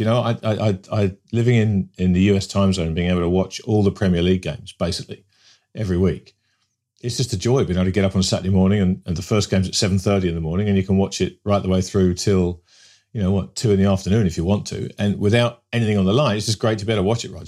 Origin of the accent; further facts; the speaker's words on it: England, United Kingdom; growing up in England in the nineteen seventies